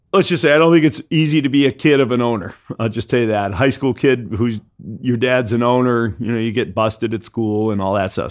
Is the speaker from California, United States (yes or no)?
no; Detroit, Michigan, United States; moved away; I grew up in Detroit